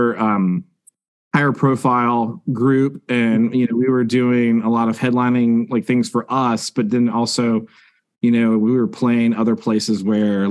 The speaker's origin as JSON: {"language": "English", "town": "Grifton", "region": "North Carolina", "country": "United States", "tie": "born or raised there", "said": "right outside of Greenville, North Carolina, a small town by the name of Grifton"}